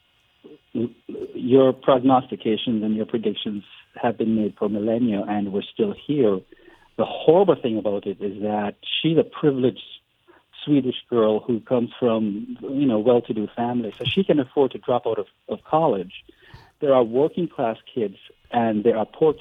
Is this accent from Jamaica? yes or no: yes; Jamaica; now in United States; I'm from Jamaica